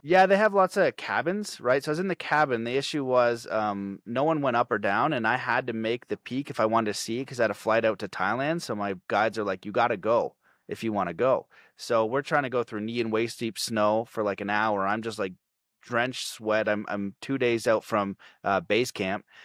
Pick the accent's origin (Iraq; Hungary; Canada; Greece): Canada; I'm Canadian